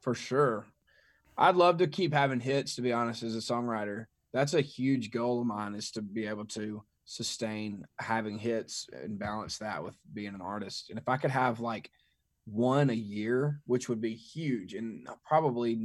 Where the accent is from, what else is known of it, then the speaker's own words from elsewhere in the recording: Mississippi, United States; I grew up in Mississippi